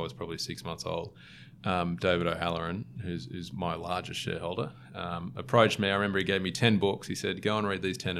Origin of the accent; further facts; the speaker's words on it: Sydney, New South Wales, Australia; I'm a Sydney born and bred, born in Manly, or grew up in Manly for a little bit and then moved around.